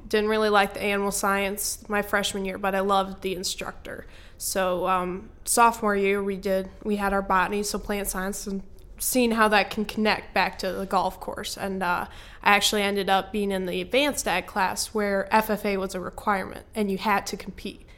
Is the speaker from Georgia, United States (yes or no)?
no; Michigan, United States; born or raised there